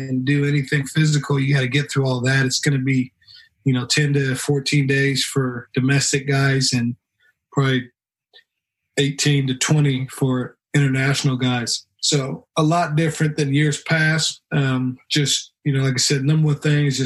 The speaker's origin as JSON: {"language": "English", "town": "Stockton", "region": "California", "country": "United States", "tie": "born or raised there", "said": "growing up in Stockton, California"}